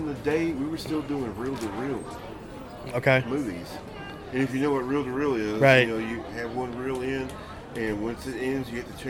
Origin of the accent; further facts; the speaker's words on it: Mineola, Texas, United States; now in Quitman, United States; I'm from Mineola. I live in Quitman, sadly.